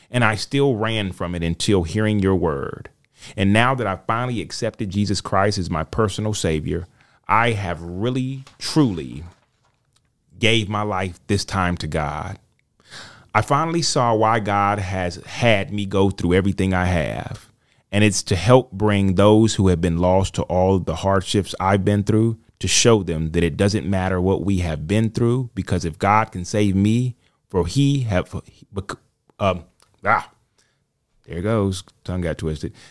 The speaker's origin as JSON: {"language": "English", "region": "Michigan", "country": "United States", "tie": "born or raised there", "said": "I grew up in Michigan with my older brother and my younger sister and our parents. We were raised Catholic"}